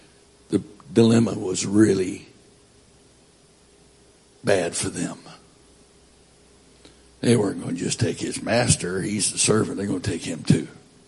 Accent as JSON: {"language": "English", "region": "Florida", "country": "United States", "tie": "born there", "said": "I was born in Florida, even though I haven't lived that much time there."}